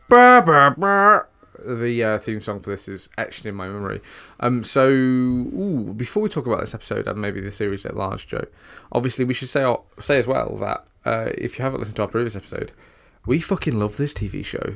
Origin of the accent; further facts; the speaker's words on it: United Kingdom; us as British viewers